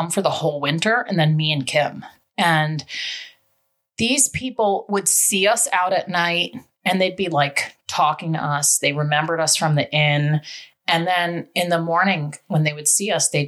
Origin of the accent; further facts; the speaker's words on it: New York City, New York, United States; I'm from the Bronx